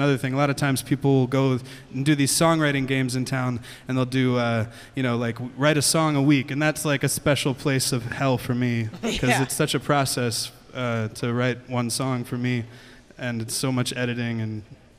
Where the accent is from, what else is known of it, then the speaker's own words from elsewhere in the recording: Ypsilanti, Michigan, United States; also born or lived in Ann Arbor, Michigan; I was born in the Detroit area, mm-hmm. Michigan. I was in Ypsilanti. I grew up in Ypsilanti, Michigan